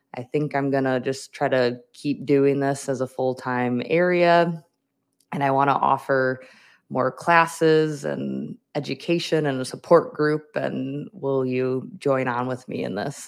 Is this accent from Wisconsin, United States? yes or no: yes; Wisconsin, United States; moved away as an adult; now in Minnesota, United States; I grew up in Wisconsin, I went to school in Wisconsin, but now I am in Minnesota.